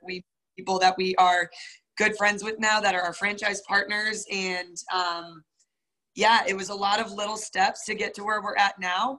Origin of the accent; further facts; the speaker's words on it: New Hampshire, United States; now in North Carolina, United States; I'm from New Hampshire